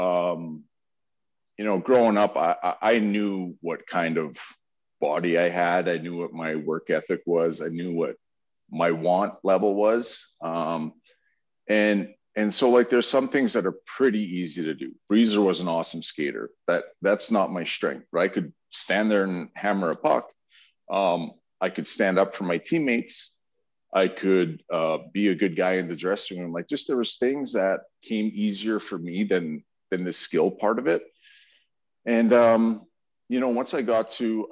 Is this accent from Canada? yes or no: yes; Edmonton, Alberta, Canada; I grew up in Edmonton